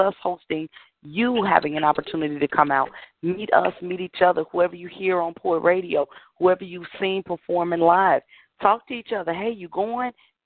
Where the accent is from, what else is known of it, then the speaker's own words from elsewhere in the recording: Chicago, Illinois, United States; I'm born and raised from Englewood